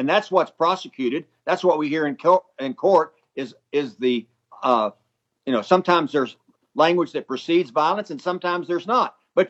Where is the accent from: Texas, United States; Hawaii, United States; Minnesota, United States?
Texas, United States; I am an American and proud of it. I'm also a Texan, and I'm proud of that, too.